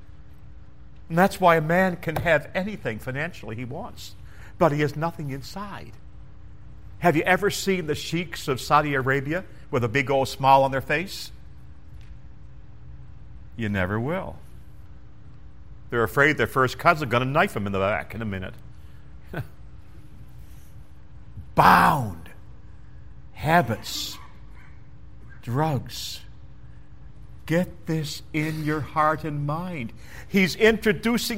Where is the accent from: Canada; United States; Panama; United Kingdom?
Canada; moved away; I'm a boy from Canada